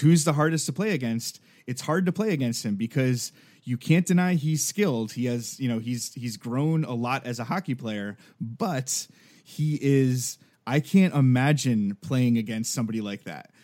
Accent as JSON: {"language": "English", "town": "Milford", "region": "Connecticut", "country": "United States", "tie": "born or raised there", "moved": "yes", "said": "So I grew up in Milford, Connecticut, which is ten minutes away from Bridgeport"}